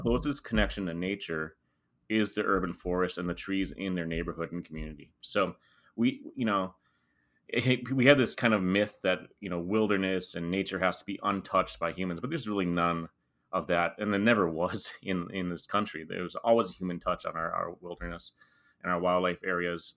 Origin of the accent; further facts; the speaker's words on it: Wisconsin, United States; now in Florida, United States; I am originally from Wisconsin